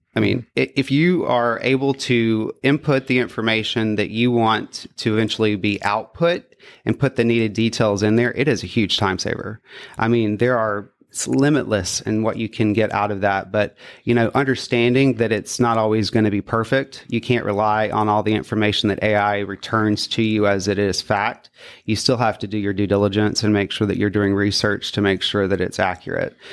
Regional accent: Florence, Mississippi, United States; I grew up in Florence, Mississippi, and from there, I grew up in the central Mississippi area.

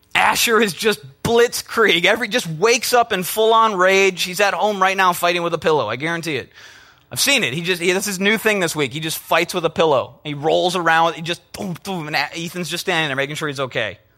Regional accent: Minnesota, United States; I'm from Minnesota

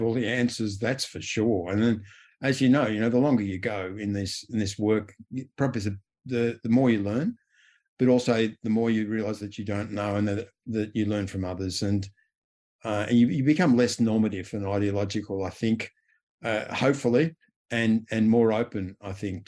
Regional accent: Australia; As an Australian

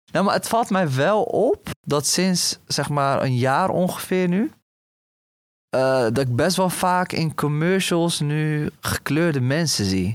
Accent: Rotterdam, South Holland, Netherlands; ik kom zelf uit Rotterdam

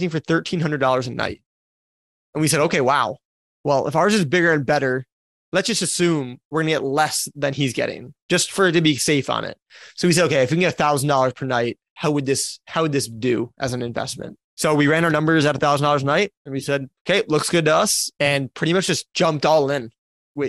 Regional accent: Wisconsin, United States; moved away as an adult; also born or lived in Florida; where I grew up in Wisconsin, even though I was in Florida at the time for college

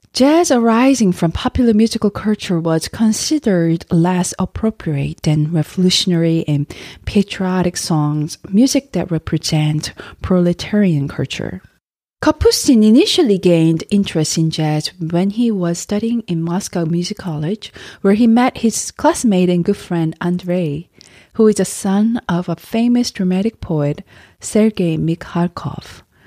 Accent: South Korea; moved away; also born or lived in United States; my home country, Korea

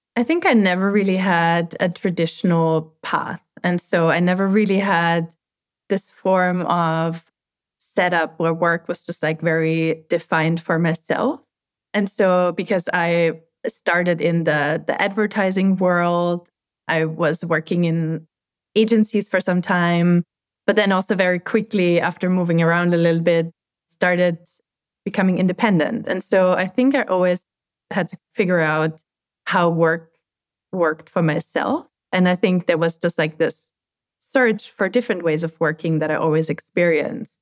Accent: Austria; moved away as an adult; now in United States; I'm growing up in Austria

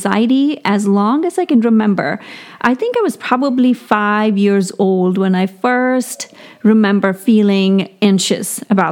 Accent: India; moved away; I grew up in India with not very much means

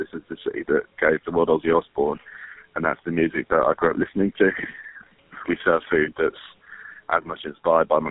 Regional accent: Birmingham, West Midlands, United Kingdom; moved away as an adult; also born or lived in Nottingham / Manchester; I grew up in a little suburb called Hall Green, just outside the Bolton Triangle.

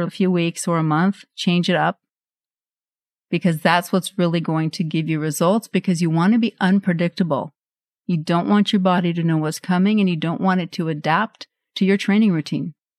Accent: Norway; moved away; I grew up in Norway and we had this chocolate spread.

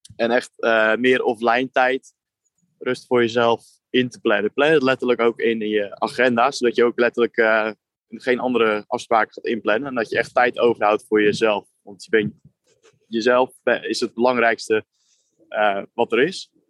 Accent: Netherlands; wij als Nederlanders

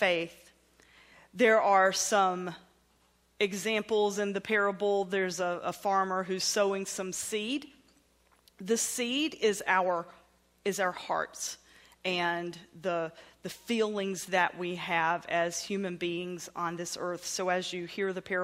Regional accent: the South, United States; accent: southern; my southern accent

